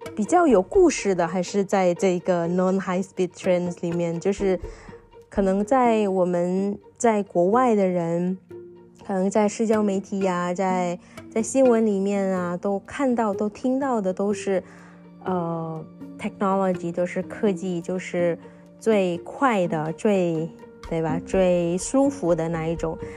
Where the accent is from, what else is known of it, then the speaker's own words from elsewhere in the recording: Indonesia; Chinese is a second language; moved away as an adult; also born or lived in Taiwan / Xiamen, China; 因为没想到在中国也能知道跟我家乡一模一样的美食